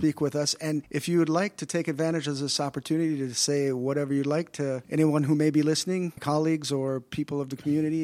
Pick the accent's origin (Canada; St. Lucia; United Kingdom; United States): United States; moved away; I come from the United States, and that's more rare where I come from